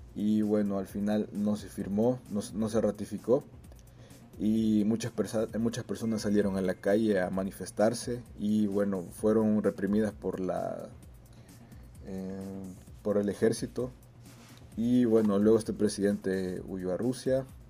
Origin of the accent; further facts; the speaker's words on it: El Salvador; moved away as an adult; now in Moscow, Russia; soy salvadoreño residente en Moscú. Tengo alrededor de seis años de estar viviendo aquí.